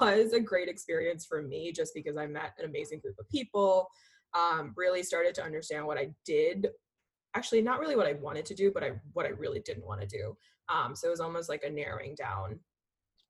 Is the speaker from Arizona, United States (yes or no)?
no; Philadelphia, Pennsylvania, United States; also born or lived in India / St. Louis; I was born in India, grew up right outside of Philly